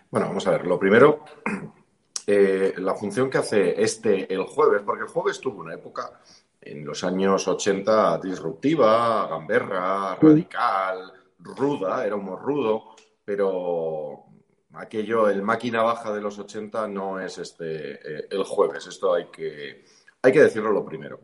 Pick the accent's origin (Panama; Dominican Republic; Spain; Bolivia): Spain; los españoles